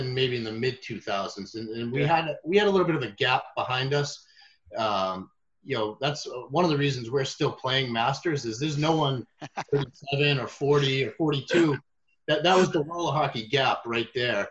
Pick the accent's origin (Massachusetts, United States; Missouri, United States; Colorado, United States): Massachusetts, United States; Boston; we grew up in Boston